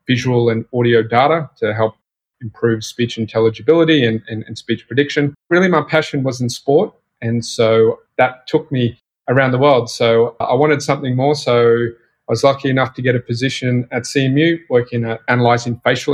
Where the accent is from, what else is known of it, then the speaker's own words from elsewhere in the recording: Australia; you probably tell from my accent, I'm from Australia. So born and raised in Australia